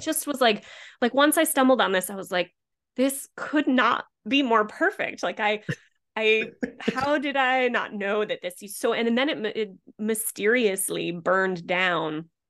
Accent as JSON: {"language": "English", "region": "Rhode Island", "country": "United States", "tie": "born or raised there", "also_born_or_lived": "Philadelphia / Los Angeles / Boston", "moved": "as an adult", "said": "I grew up in Rhode Island"}